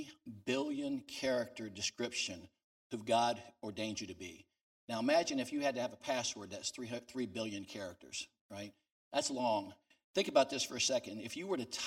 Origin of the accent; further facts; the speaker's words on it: New Orleans, Louisiana, United States; I'm from New Orleans, down Louisiana